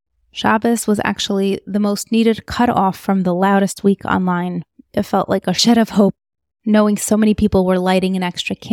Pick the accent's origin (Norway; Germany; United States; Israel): United States; These are my thoughts as an American Jew, as the Chutznik Jew